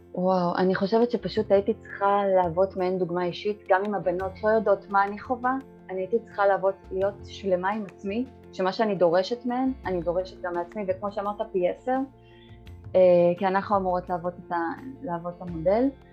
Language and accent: Hebrew; Bat Yam, Tel Aviv District, Israel; אני מבת ים